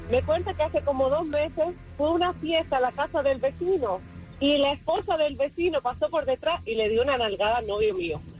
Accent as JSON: {"language": "Spanish", "country": "Cuba", "said": "Mira, yo pienso que eso es cultural más que todo porque nosotros somos cubanos."}